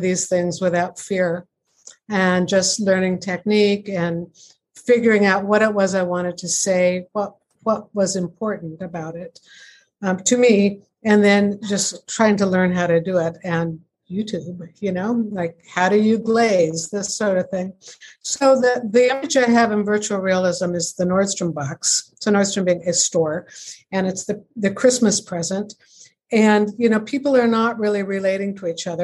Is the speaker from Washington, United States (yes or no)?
yes; Seattle, Washington, United States; now in Ontario, Canada; I live in Canada now in a quaint hamlet in Ontario, but I grew up in Seattle in a suburb